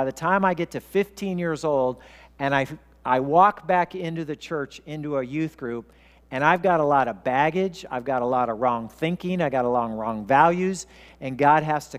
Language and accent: English; Wichita, Kansas, United States; born there; also born or lived in Oklahoma; I was born in Wichita, Kansas, and we were going to church there. And then we moved to Oklahoma for 2 years, and we stopped going to church.